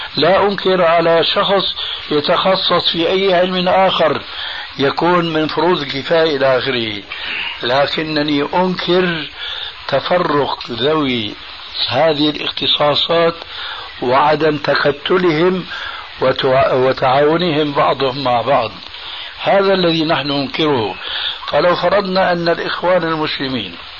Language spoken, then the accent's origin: Arabic; Damascus, Damascus Governorate, Syria; وأنا سوري دمشقي